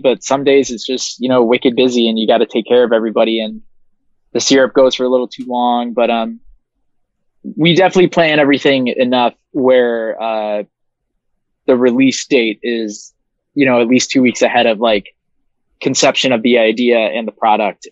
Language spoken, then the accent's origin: English; Williamsville, New York, United States; I grew up in uh, Williamsville, New York, which is like 20 minutes outside of the city of Buffalo